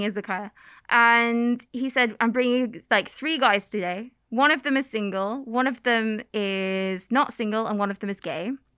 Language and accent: English; England, United Kingdom; moved away as an adult; now in Kagoshima, Japan; I am from England